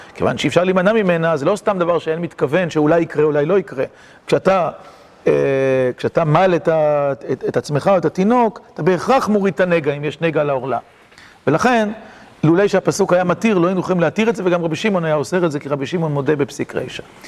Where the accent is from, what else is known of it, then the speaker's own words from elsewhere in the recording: Kiryat Motzkin, Haifa District, Israel; קריית מוצקין שגדלתי בה